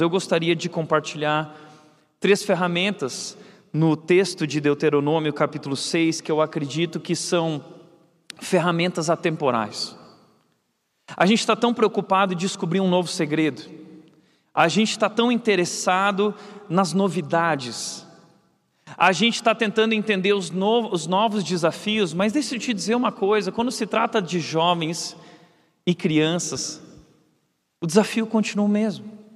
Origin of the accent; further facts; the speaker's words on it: Rio Grande do Sul, Brazil; eu sou gaúcho, também sou lá do Rio Grande do Sul